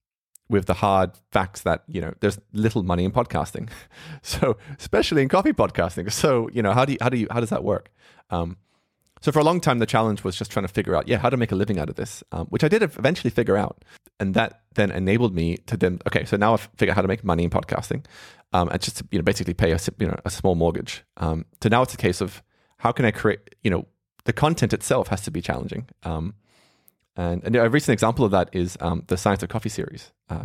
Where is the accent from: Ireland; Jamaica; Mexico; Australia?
Australia; I grew up there in Australia.